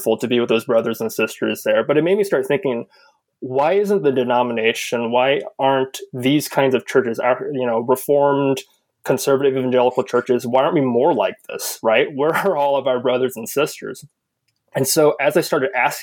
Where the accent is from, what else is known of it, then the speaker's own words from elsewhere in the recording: Southern California, United States; I grew up in Southern California